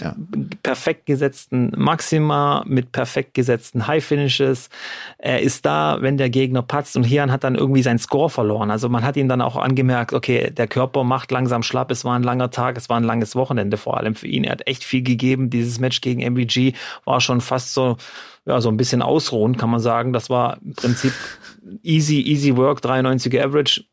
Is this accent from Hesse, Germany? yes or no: no; Baden-Württemberg, Germany; bei uns in Baden-Württemberg